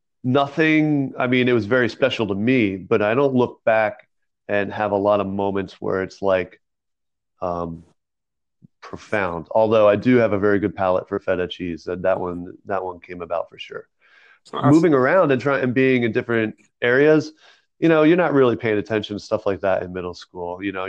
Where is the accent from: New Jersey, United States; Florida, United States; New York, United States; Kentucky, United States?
New Jersey, United States; Originally from New Jersey. I did have a decent amount of moving around during my childhood, especially like middle school age.